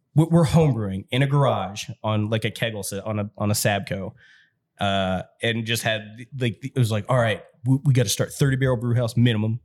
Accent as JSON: {"language": "English", "town": "New Albany", "region": "Indiana", "country": "United States", "tie": "born or raised there", "also_born_or_lived": "Jeffersonville, Indiana", "said": "I grew up in New Albany"}